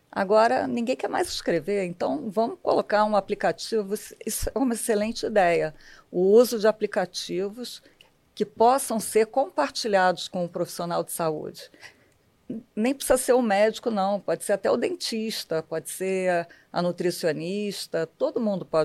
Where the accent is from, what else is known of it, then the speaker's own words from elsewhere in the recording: Rio de Janeiro, Brazil; eu nasci na Tijuca, sou tijucana.